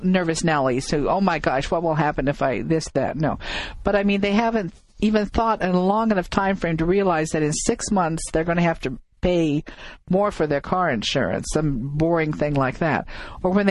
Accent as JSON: {"language": "English", "region": "Midwest", "country": "United States", "moved": "yes", "said": "I come from the Midwest"}